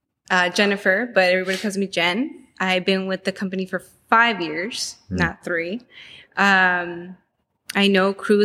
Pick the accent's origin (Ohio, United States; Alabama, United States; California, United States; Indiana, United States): California, United States; Panorama City; In the Valley. Panorama.